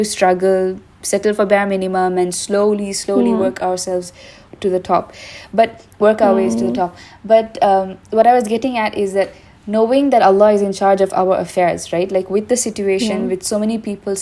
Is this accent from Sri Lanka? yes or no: yes; Sri Lanka; since we are both from Sri Lanka and we're in Sri Lanka right now